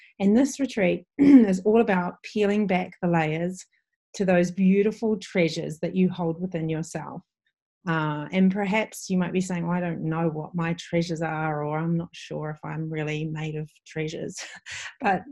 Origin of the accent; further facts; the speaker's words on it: Waiheke Island, Auckland, New Zealand; my hometown or home island